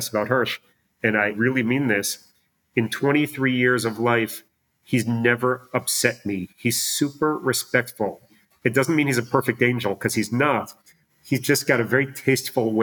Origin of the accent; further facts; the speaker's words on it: Chicago, Illinois, United States; moved away as an adult; also born or lived in California / Virginia; now in Israel; … and I should say are both born and raised in Chicago